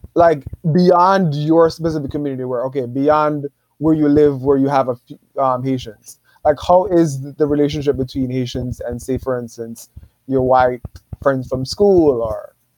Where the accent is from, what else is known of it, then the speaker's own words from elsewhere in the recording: New York City, New York, United States; growing up in Brooklyn